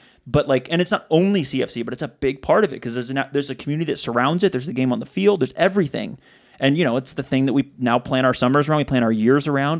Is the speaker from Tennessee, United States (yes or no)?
yes; Chattanooga, Tennessee, United States; also born or lived in Italy; I am. I'm from here.